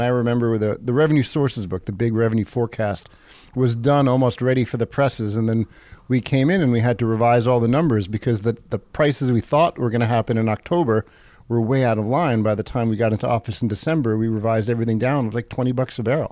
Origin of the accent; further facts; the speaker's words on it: East Coast, United States; moved away as an adult; also born or lived in Seattle; now in Juneau, United States; I'm from the East Coast